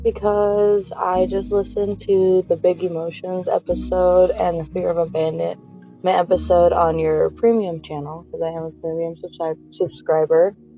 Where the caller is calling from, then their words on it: Fort Wayne, Indiana, United States; I'm calling from Fort Wayne, Indiana